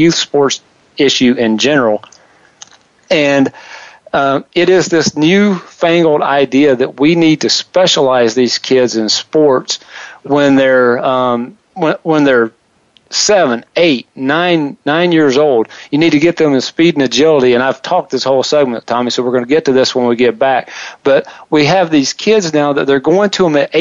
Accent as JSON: {"language": "English", "region": "South Carolina", "country": "United States", "tie": "born or raised there", "said": "where I grew up in South Carolina"}